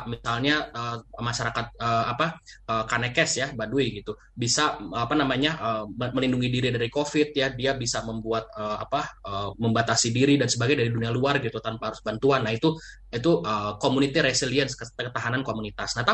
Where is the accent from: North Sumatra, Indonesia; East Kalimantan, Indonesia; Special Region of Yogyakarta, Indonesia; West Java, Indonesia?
West Java, Indonesia; Bandung; saya juga orang Margahayu Bandung.